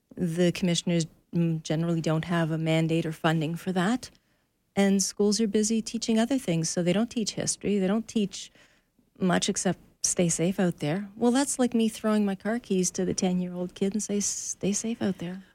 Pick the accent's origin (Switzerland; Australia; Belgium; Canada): Canada; we Canadians